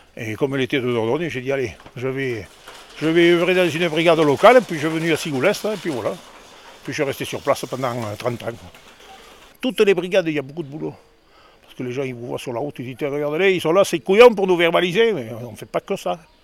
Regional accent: the Midi, France; now in Dordogne, France; Je suis un enfant du pays, je suis du Midi

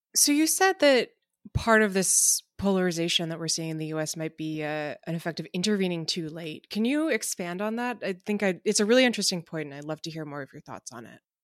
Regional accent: United States; as an American

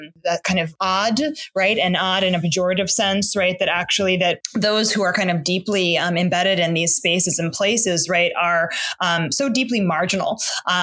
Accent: New York City, New York, United States; I was like a queer Black kid growing up in the East Village. I grew up on St. Mark's Place

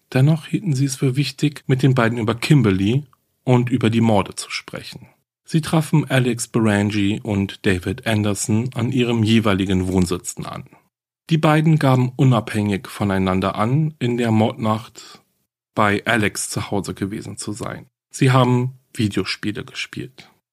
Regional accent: Germany; bei uns in Deutschland

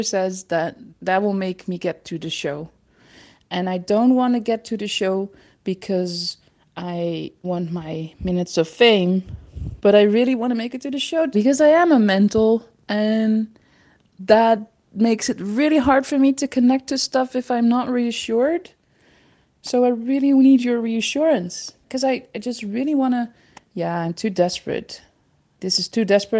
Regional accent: Netherlands; accent: Dutch; English is a second language; my Dutch accent

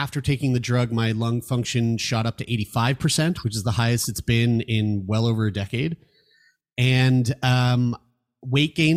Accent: Canada; as a Canadian

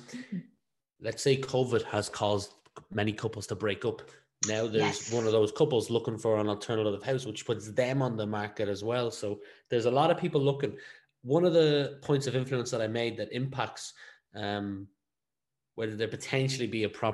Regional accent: Ireland; we are an English-speaking country, one of two, but we are only one of one in the European Union

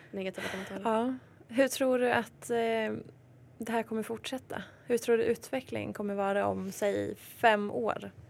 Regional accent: Hedemora, Dalarna County, Sweden; jag är från Hedemora

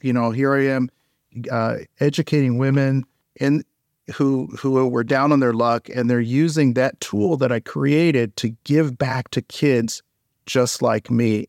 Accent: St. Petersburg, Florida, United States; when I was a child, I grew up in Saint Petersburg, Florida.

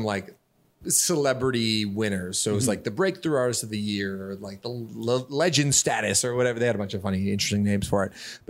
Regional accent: Canada; I'm from Canada.

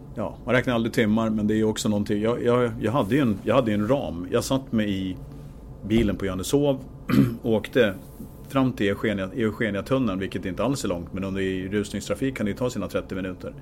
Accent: Gävle, Gävleborg County, Sweden; Jag kommer från Gävle

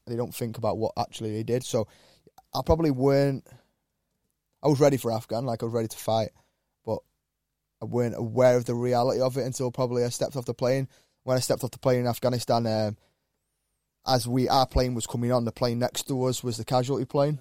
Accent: Wiltshire, South West England, United Kingdom; now in Cheshire, United Kingdom; a lad growing up in Wiltshire

